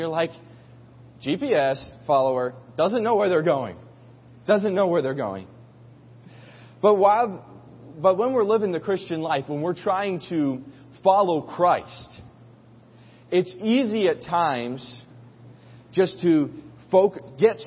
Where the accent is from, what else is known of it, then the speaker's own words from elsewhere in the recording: New York City, New York, United States; As a New Yorker